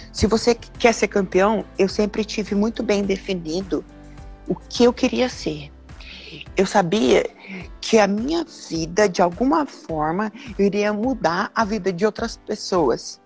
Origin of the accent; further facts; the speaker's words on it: Londrina, Paraná, Brazil; also born or lived in Curitiba; eu sou natural de Londrina, nasci em Londrina, morei até os X anos